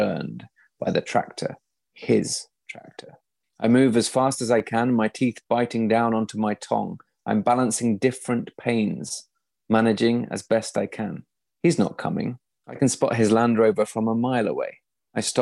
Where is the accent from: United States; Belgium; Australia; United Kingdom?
United Kingdom; East Midlands; I was brought up in the East Midlands on the edge of the Fens.